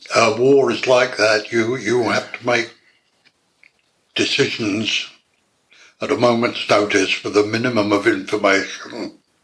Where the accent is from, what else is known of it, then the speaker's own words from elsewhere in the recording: Bury St Edmunds, East of England, United Kingdom; I was born in Suffolk, Bury St Edmunds